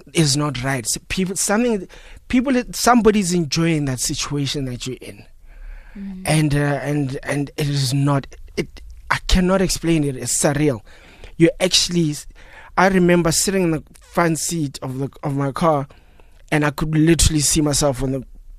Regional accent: Phalaborwa, Limpopo, South Africa; moved away as an adult; now in Johannesburg, South Africa; I'm originally from Limpopo, Phalaborwa, so I came here.

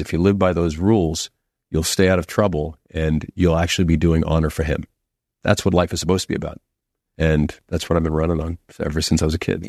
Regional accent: Boston, Massachusetts, United States; growing up in Boston

